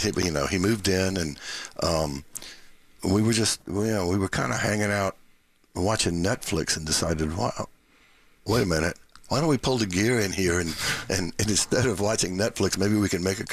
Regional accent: Norfolk, Virginia, United States; I'm also from Ocean View, just like Randolph here.

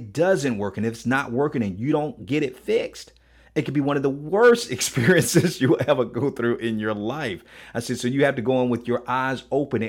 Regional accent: Miami, Florida, United States; I'm from Miami

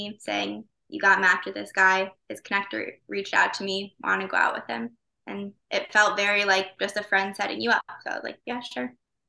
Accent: Chicago, Illinois, United States; moved away as an adult; now in New York, United States; I'm from Chicago. I moved to New York for college and stayed.

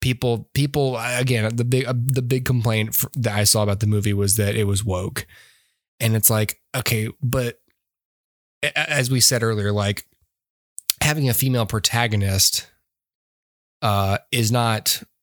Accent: Georgia, United States; We're from Georgia.

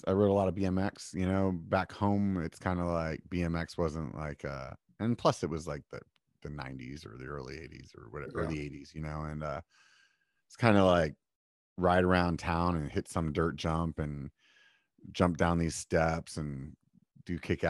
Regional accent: York, Pennsylvania, United States; Pennsylvania. And the city I'm from is like it's called York, like the peppermint patty.

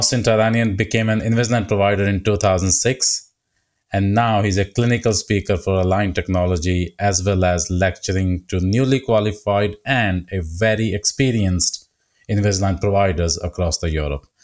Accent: India; English is a second language; moved away as an adult; So I came from India and I did uh, statutory exam.

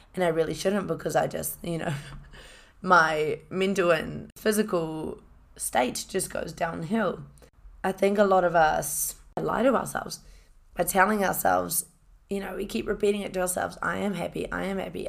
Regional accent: Hamilton, Waikato, New Zealand; I grew up in a, in a, uh, city called Hamilton, went to Hamilton Girls High School.

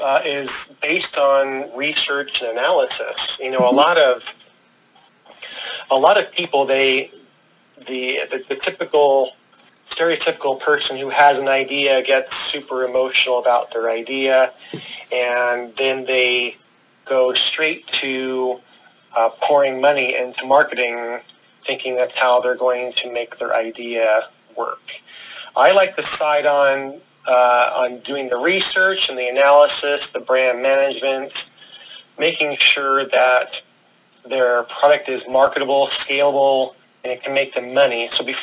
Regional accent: New York City, New York, United States; now in Phoenix, United States; I'm originally from New York City. I've lived all around the nation, but currently reside in the Phoenix metro area in Arizona.

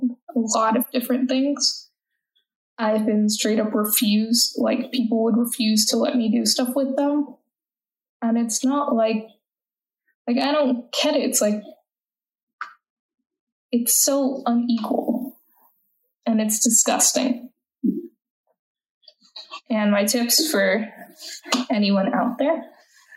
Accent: United States; accent: American; I'm an American citizen. If you can't tell, I'm American by my accent

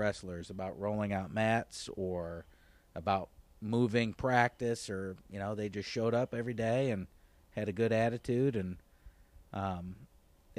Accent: Auburn, New York, United States; moved away as an adult; also born or lived in Brockport, New York / Summerville, South Carolina; now in Fort Mill, United States; I am from upstate New York, right outside of Syracuse, Auburn, New York, originally. So I went to school at Auburn High School

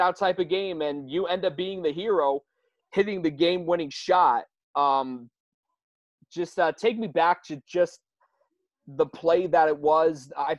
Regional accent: Syracuse, New York, United States; Listen, like, I'm from Syracuse.

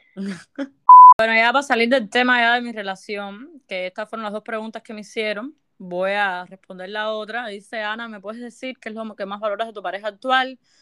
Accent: Cuba; moved away; como buen cubano

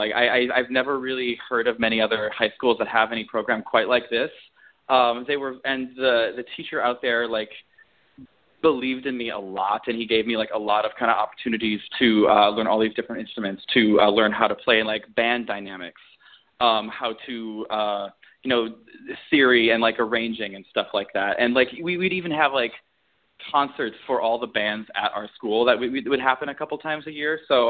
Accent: Beijing, China; also born or lived in Milwaukee; Because I was born in Milwaukee, Wisconsin, but I haven't lived back in Wisconsin since, like, elementary school. So I actually moved out to Beijing when I was 9 because my dad got a job over there.

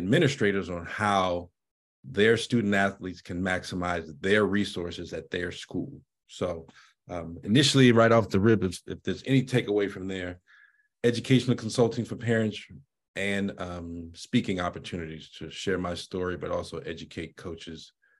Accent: Washington, District of Columbia, United States; I grew up in Washington, D.C., and unfortunately, I have to be honest, I wasn't very fond of school

